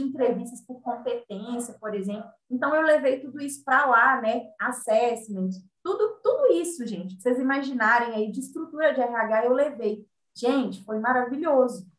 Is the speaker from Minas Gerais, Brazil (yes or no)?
yes; Belo Horizonte, Minas Gerais, Brazil; Eu sou de BH.